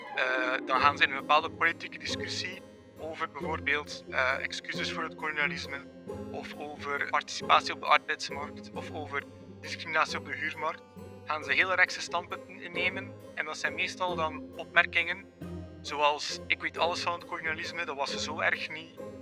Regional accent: Belgium; Ik ben Belg en ik ben wit

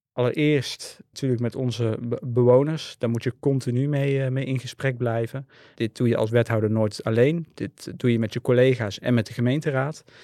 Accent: 's-Hertogenbosch, North Brabant, Netherlands; Ik ben eh, geboren en getogen in Den Bosch

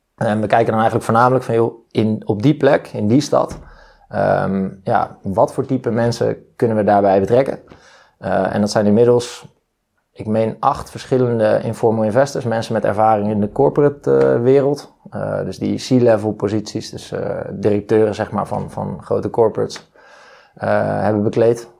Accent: Leimuiden, South Holland, Netherlands; waar ik ben geboren in Leimuiden. Daar woont zij nog altijd, in datzelfde huis

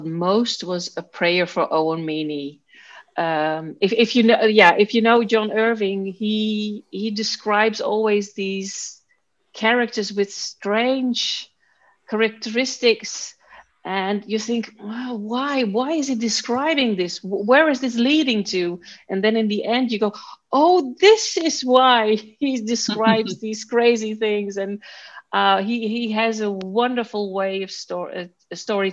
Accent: Amersfoort, Utrecht, Netherlands; I grew up in Amersfoort.

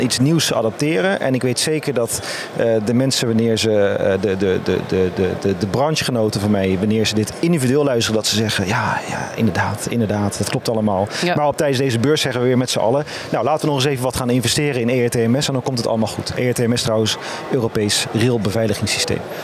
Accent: Capelle aan den IJssel, South Holland, Netherlands; also born or lived in Utrecht; kom uit Utrecht en geboren en getogen in Capelle aan de IJssel.

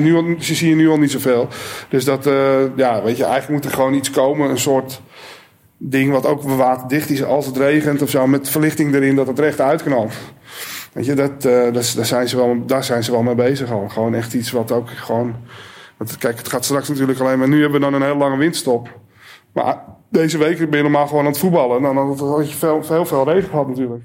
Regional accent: Alkmaar, North Holland, Netherlands; Ik ben in Alkmaar geboren

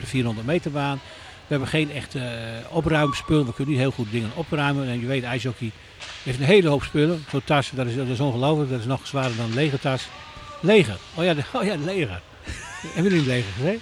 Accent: Netherlands; wij allemaal als Nederlanders

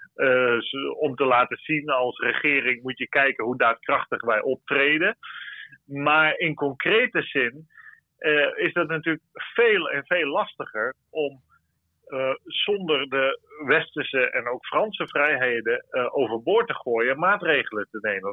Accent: Netherlands; voor ons als Nederlanders

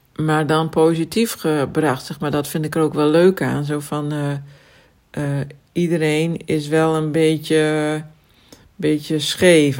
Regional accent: Friesland, Netherlands; ik kom uit Friesland

